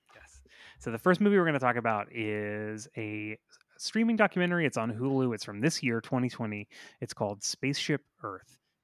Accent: Florida, United States; I'm from Florida

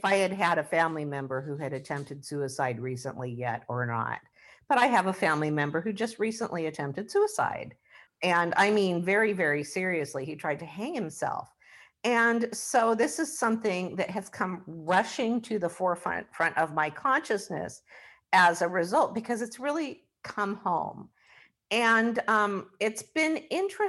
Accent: Washington, United States; we're from Washington State

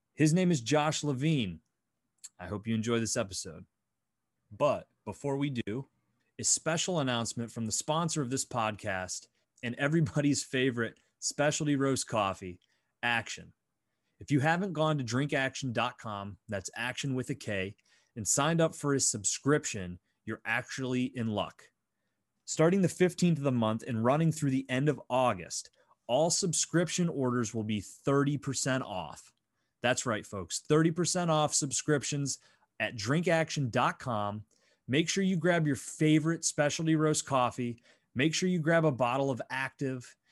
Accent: Northwestern Pennsylvania, United States; I'm Northwestern Pennsylvania

